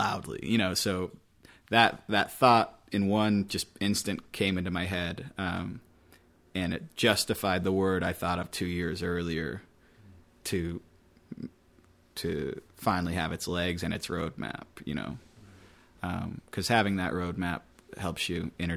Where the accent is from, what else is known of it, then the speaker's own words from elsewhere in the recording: West Linn, Oregon, United States; moved away as an adult; I grew up in West Lynn, Oregon